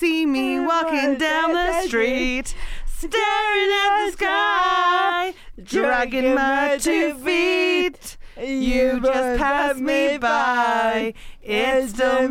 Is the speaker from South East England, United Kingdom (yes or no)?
yes; Hampshire, South East England, United Kingdom; I'm from Hampshire